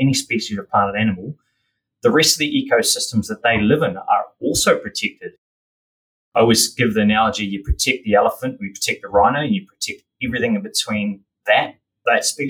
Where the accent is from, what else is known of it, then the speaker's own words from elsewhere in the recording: Auckland, New Zealand; I grew up in the mighty Tamaki Makaurau, out east. In East Auckland, and that's where I went through